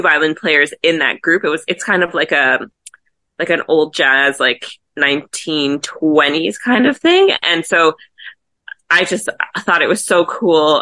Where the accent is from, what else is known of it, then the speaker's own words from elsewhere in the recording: Montreal, Quebec, Canada; moved away as an adult; now in Toronto, Canada; I was born and raised in Montreal